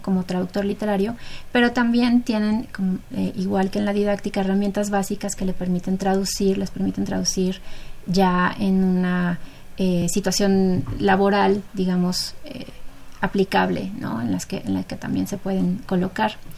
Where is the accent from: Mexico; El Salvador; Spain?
Mexico; nuestra cultura mexicana como mexicanos